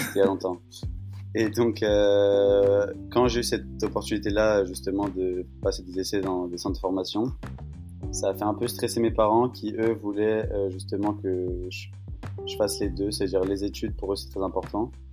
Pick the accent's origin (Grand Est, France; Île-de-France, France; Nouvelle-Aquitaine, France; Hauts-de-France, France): Île-de-France, France; Paris; moved away as an adult; now in Colorado, United States; j'habite dans la région, j'habite à Paris